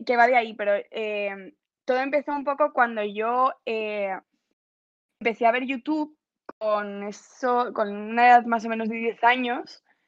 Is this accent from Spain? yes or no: yes; Pontevedra, Galicia, Spain; yo soy de Pontevedra